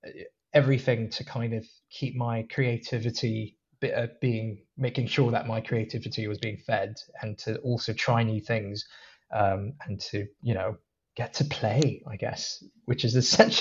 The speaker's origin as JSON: {"language": "English", "country": "Hong Kong", "tie": "born or raised there", "also_born_or_lived": "Malaysia / Singapore", "moved": "yes", "lives_now": "London, United Kingdom", "said": "So I was born in Malaysia, but that's only because my dad happened to be working there at the time. And we moved quickly after I was born to Singapore for a bit, and then moved to Hong Kong for a bit, where I spent a lot of years"}